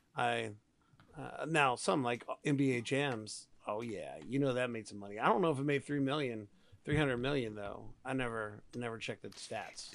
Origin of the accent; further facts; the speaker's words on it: Texas, United States; I'm a Texan.